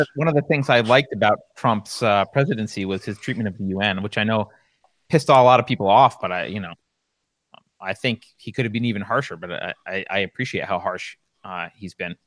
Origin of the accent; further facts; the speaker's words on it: New York, United States; I grew up in in New York